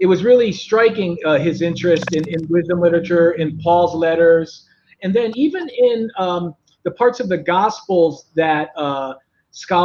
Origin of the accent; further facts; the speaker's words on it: New Haven, Connecticut, United States; now in Los Angeles, United States; I'm originally from New Haven, Connecticut